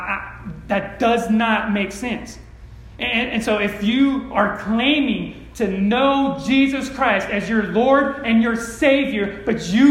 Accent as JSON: {"language": "English", "region": "California", "country": "United States", "tie": "born or raised there", "said": "I grew up in California"}